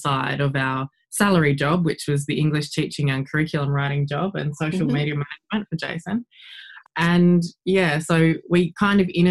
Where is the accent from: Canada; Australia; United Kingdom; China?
Australia; South Australia; moved away as an adult; also born or lived in Adelaide; now in Japan; Yeah, I'm from Australia. I'm from South Australia. So I actually grew up on a farm in country South Australia.